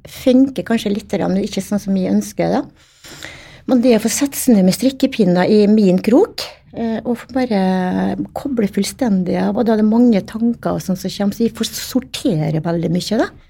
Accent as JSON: {"language": "Norwegian", "town": "Stavika", "region": "Møre og Romsdal", "country": "Norway", "tie": "born or raised there", "said": "Jeg vokste opp eh, i Stavika. Eh, eller Mamma er fra Stavika, og pappa er fra Vigå. Så vokste opp i Stavika i, i mange år"}